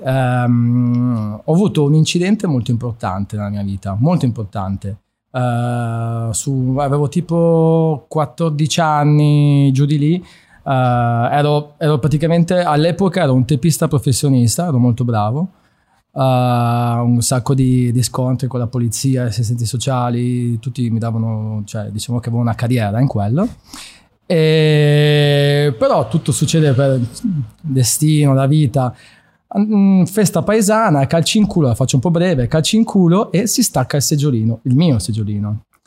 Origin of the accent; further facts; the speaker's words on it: Friuli-Venezia Giulia, Italy; moved away as an adult; also born or lived in Trieste / Udine; now in Milan, Italy; sono nato a Trieste, poi mi sono mosso verso il centro del Friuli. Uh, la, diciamo, sono, mi sono formato con, la, con, le mie scuole, la scuola superiore, che è una bellissima scuola, il Sello di Udine